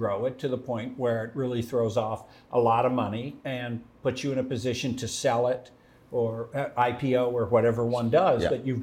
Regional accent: Philadelphia, Pennsylvania, United States; I grew up in Philadelphia

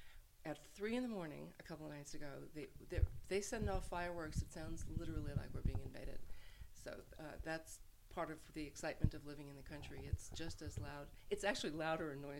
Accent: New York City, New York, United States; moved away as an adult; also born or lived in Los Angeles; now in Lisbon, Portugal; I'm from Brooklyn

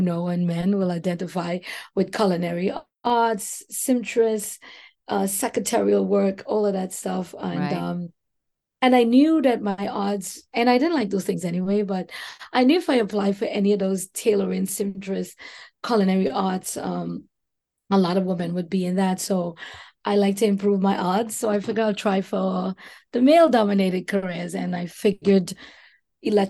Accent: Trinidad & Tobago; moved away as an adult; now in New York City, United States; growing up in the beautiful Twin Islands of Trinidad and Tobago

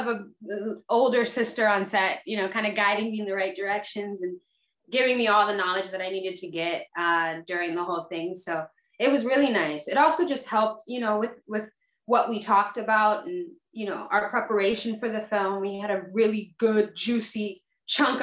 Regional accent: Fayetteville, Georgia, United States; also born or lived in Atlanta, Georgia; I live in Fayetteville, Georgia.

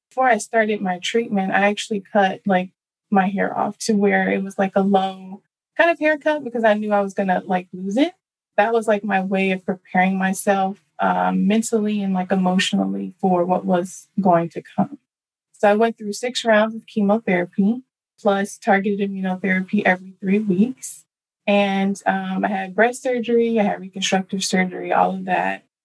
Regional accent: Dallas, Texas, United States; So first, I was born and raised in Dallas, Texas.

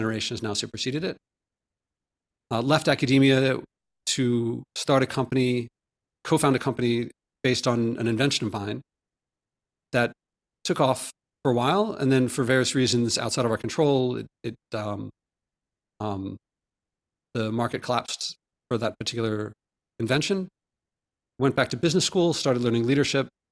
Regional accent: Philadelphia, Pennsylvania, United States; also born or lived in Ahmedabad, India; I grew up in Philadelphia, but then I spent a formative year in, in India as a child

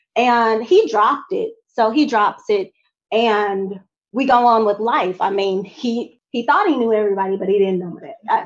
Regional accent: Montgomery, Alabama, United States; I was from Montgomery

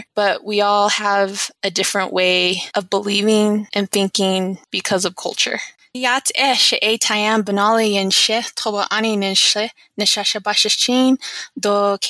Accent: Albuquerque, New Mexico, United States; also born or lived in Shiprock, New Mexico / Ganado, Arizona; I was born in Shiprock, New Mexico, but I moved to Albuquerque when I was about 7 years old.

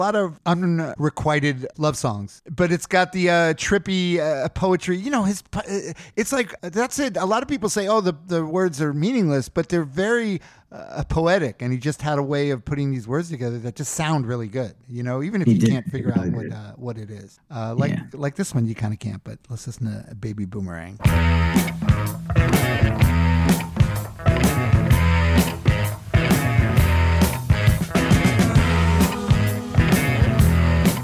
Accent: New York City, New York, United States; Bayside. I grew up in Bayside.

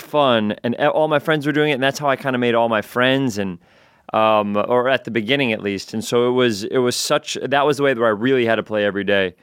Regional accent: New York City, New York, United States; also born or lived in Edgemont, Westchester, New York; I was eleven years old when I moved from the Bronx to Westchester

